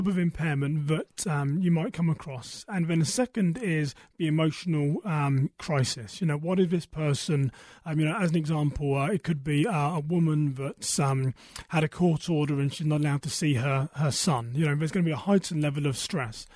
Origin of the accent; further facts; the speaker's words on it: United Kingdom; moved away as an adult; now in United States; I am British, originally from a town west of London